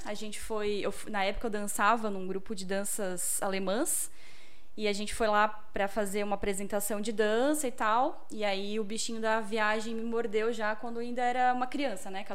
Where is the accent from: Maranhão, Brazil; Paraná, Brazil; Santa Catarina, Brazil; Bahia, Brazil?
Santa Catarina, Brazil; Blumenau; sou aqui de Blumenau